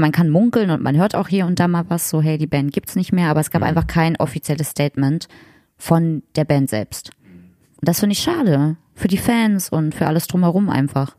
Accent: Magdeburg, Saxony-Anhalt, Germany; aus Magdeburg, aus meiner Heimatstadt

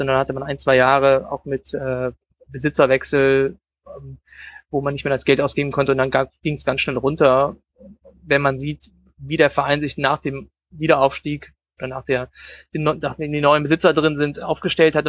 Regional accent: Düsseldorf, North Rhine-Westphalia, Germany; ich komme aus Düsseldorf

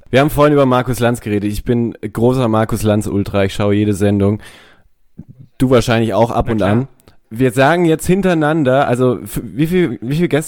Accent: Heidelberg, Baden-Württemberg, Germany; also born or lived in Tübingen; Ich komme aus Heidelberg.

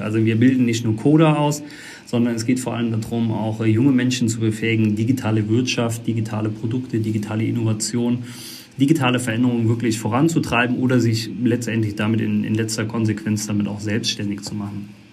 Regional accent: Eisenschmitt, Rhineland-Palatinate, Germany; moved away; ich komme äh, aus der Eifel, Eisenschmidt der Ort

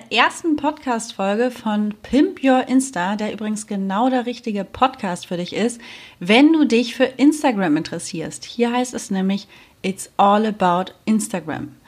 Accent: Germany; now in Spain; ich bin damals von Deutschland nach Spanien ausgewandert

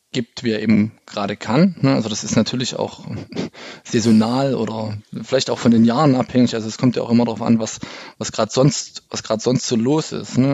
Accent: East Germany, Germany; ich bin ja im Osten aufgewachsen

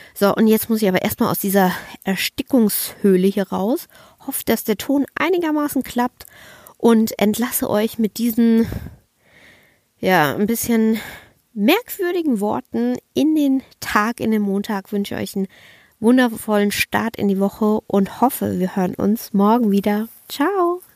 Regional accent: Kaiserslautern, Rhineland-Palatinate, Germany; moved away; also born or lived in Bavaria; ich war fünf Monate nicht mehr in meiner Heimat und fünf Monate habe ich meine Familie nicht mehr live und in Farbe gesehen

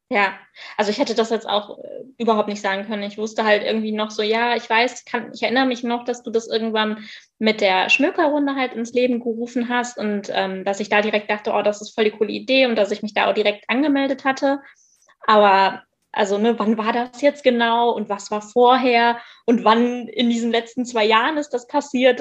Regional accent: Moers, North Rhine-Westphalia, Germany; ich komme aus Mörs, das ist am Niederrhein, das ist in der Nähe von Duisburg

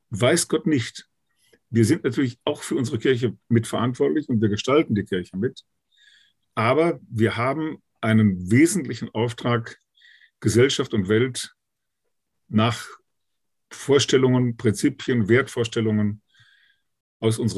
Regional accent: Münster, North Rhine-Westphalia, Germany; in meiner Heimatstadt hier in Münster 2018

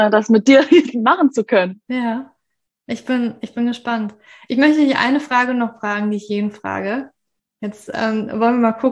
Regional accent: Berlin, Germany; born there; ich bin eigentlich nicht in Berlin aufgewachsen. Ich bin nicht aus Berlin. Ich bin in Berlin geboren.

